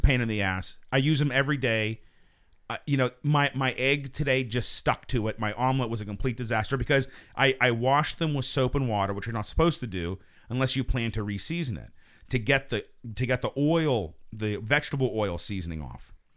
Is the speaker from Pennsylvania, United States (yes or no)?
yes; Pittsburgh, Pennsylvania, United States; moved away; also born or lived in New York; we're all from Pittsburgh.